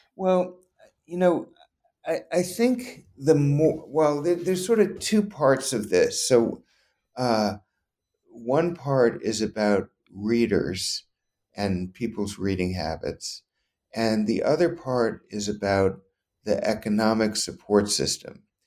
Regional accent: New Orleans, Louisiana, United States; moved away; I grew up in Louisiana.

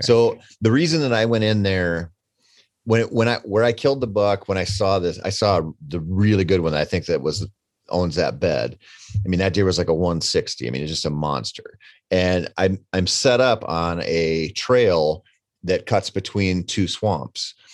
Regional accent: Minnesota, United States; I come from Minnesota, and we have one of the earliest gun seasons in the country

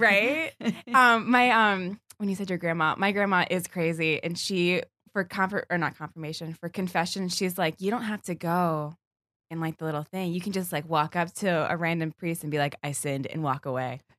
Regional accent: Virginia, United States; I'm mostly from Virginia

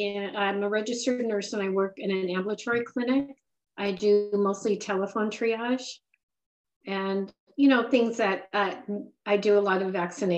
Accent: San Diego, California, United States; now in Boston, United States; Right, San Diego.

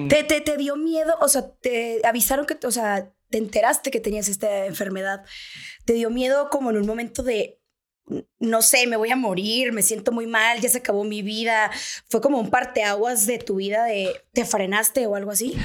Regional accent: Sonora, Mexico; moved away as an adult; now in Mexico City, Mexico; somos sonorenses

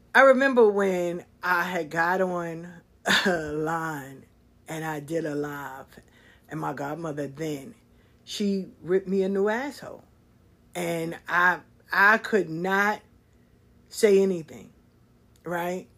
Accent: New York City, New York, United States; moved away as an adult; now in Atlanta, United States; growing up in South Jamaica, sitting in the square

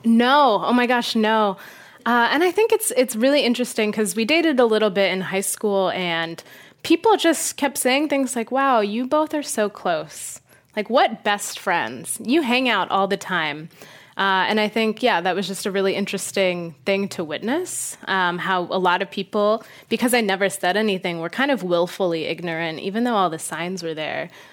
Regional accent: Las Vegas, Nevada, United States; I grew up in Las Vegas

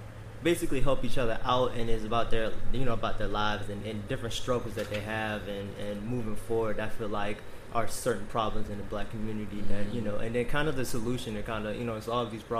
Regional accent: Greenville, South Carolina, United States; I'm originally from Greenville, South Carolina

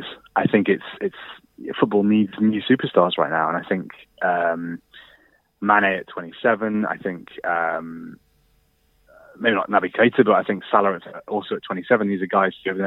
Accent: Birkenhead, North West England, United Kingdom; also born or lived in Liverpool; I'm from Liverpool. I was actually born in Birkenhead

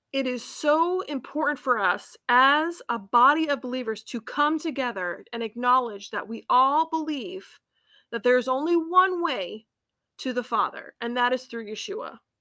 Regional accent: United States; accent: American English; I'm an American and I speak American English

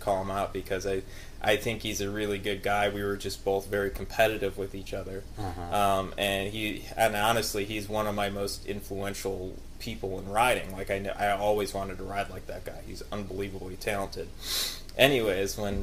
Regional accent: Midwest, United States; I grew up in the Midwest area

